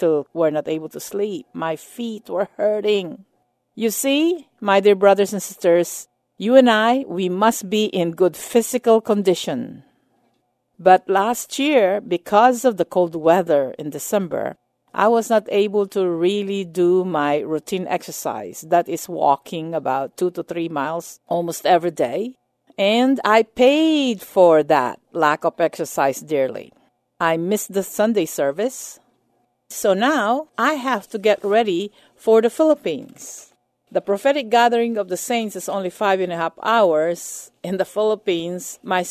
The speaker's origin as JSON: {"language": "English", "country": "United States", "said": "as an American and as a minister of the gospel"}